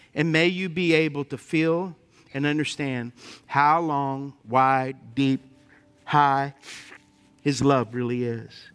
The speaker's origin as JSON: {"language": "English", "town": "Lafayette", "region": "Louisiana", "country": "United States", "tie": "born or raised there", "said": "I grew up in Lafayette."}